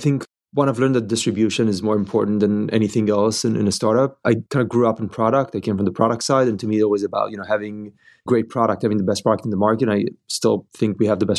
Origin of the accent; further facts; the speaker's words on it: Israel; moved away as an adult; now in Bay Area, United States; we've been living here in the Bay Area for the last 10 years, but we're originally from Israel.